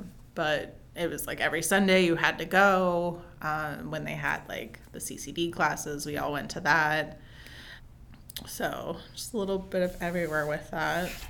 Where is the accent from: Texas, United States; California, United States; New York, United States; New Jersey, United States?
New Jersey, United States; also born or lived in Pennsylvania / Connecticut; I think I was born outside Philly, Connecticut for 8 years, and then South Jersey, where I went to school for the remaining years, and then college and everything else.